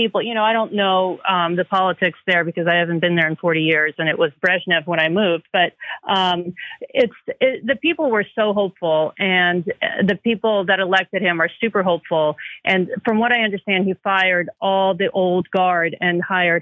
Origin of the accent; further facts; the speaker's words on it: Ukraine; also born or lived in Soviet Union; now in United States; I came here as a Jewish refugee from Ukraine, and I have been here for 40 years.